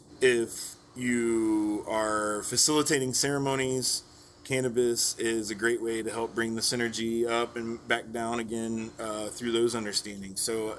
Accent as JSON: {"language": "English", "region": "Texas", "country": "United States", "tie": "born or raised there", "said": "Just part of growing up in Texas where you don't really know what you're consuming."}